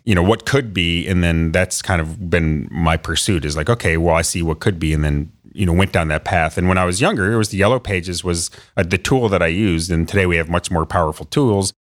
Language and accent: English; Perrysburg, Ohio, United States; I grew up in Northwest Ohio in Perrysburg, so outside of Toledo